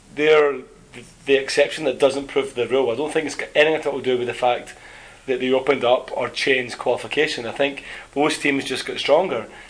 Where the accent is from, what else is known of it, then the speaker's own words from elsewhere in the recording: Scotland, United Kingdom; as Scottish people